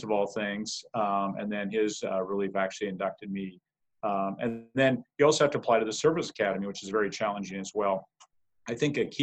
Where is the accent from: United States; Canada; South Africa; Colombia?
United States; Casper, Wyoming; I grew up in Casper, Wyoming